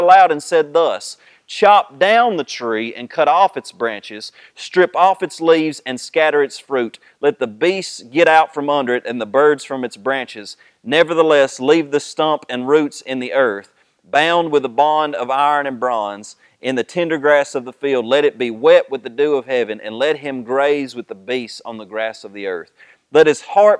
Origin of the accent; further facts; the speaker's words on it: United States; we think as American people